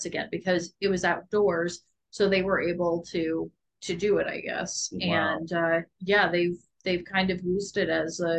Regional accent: Iowa, United States; I'm from Iowa. We're both from Iowa

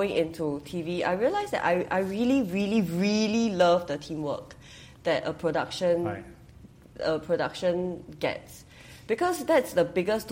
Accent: Hong Kong; now in Singapore; I grew up in Hong Kong

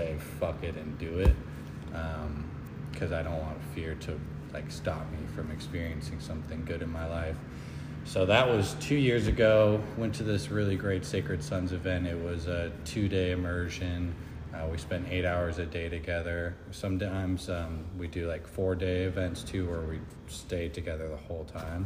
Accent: Kirkland, Washington, United States; moved away as an adult; also born or lived in Seattle, Washington; now in Arizona, United States; I'm from Seattle, Washington, or Kirkland, Washington

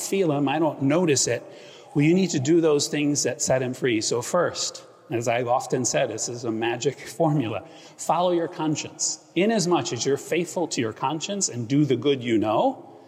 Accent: Akron, Ohio, United States; now in Greenwich, United States; I grew up in Ohio and went to St. Vincent, St. Mary's of basketball fame where LeBron went.

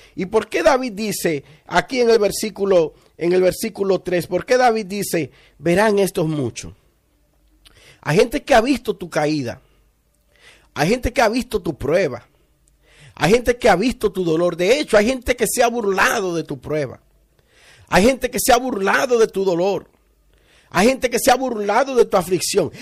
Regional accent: Villa Altagracia, San Cristóbal, Dominican Republic; de la región de donde yo vengo, ah, de Villa Altagracia

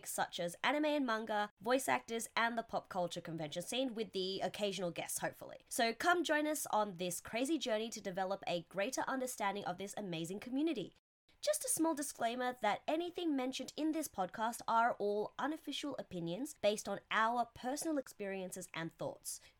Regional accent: Sydney, New South Wales, Australia; accent: Australian; moved away as an adult; now in Tokyo, Japan; I'm living in Tokyo now, but I'm originally from Sydney, so I'm Australian if you can't tell from my accent.

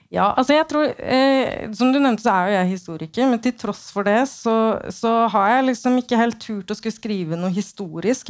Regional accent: Oslo, Norway; min hjemby, da, Oslo

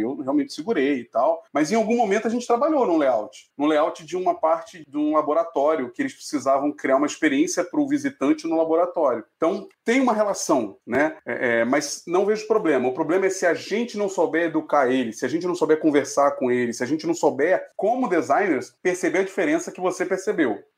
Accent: Rio de Janeiro, Brazil; Sou carioca, então, Clécio eu vou lá para Fela Hype Nike Ipanema e vender minha arte.

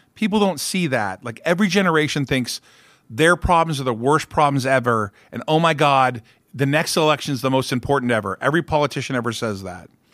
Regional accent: Orange County, California, United States; I grew up in Orange County.

